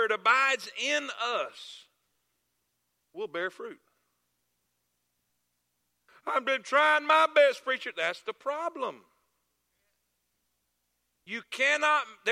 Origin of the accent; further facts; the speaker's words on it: South Florida, United States; I'm from South Florida.